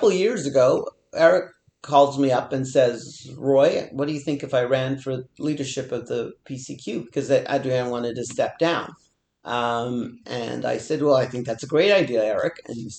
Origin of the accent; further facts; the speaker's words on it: India; now in Canada; I'm from India. I'm an immigrant.